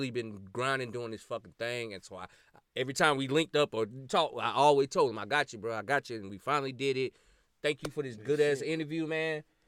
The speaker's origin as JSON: {"language": "English", "region": "South Carolina", "country": "United States", "said": "You know, I'm from South Carolina."}